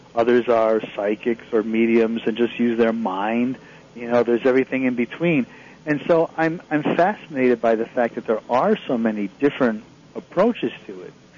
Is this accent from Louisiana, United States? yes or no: no; Connecticut, United States; moved away; I grew up in Connecticut